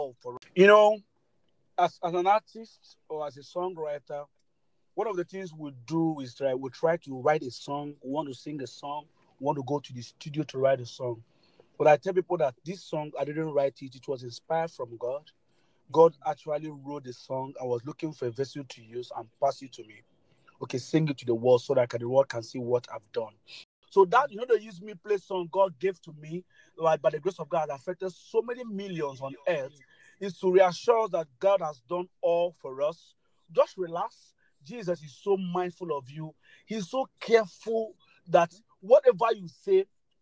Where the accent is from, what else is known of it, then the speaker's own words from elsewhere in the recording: Nigeria; also born or lived in Abuja; I'm a Nigerian. I'm based in Nigeria, precisely in Abuja, the capital city of Nigeria